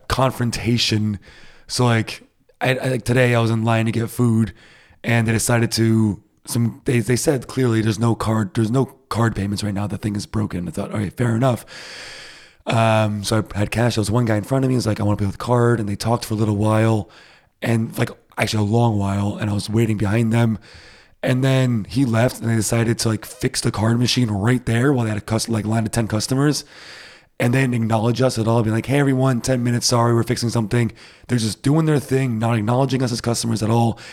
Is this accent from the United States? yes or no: yes; Rhode Island, United States; now in Berlin, Germany; I'm from Rhode Island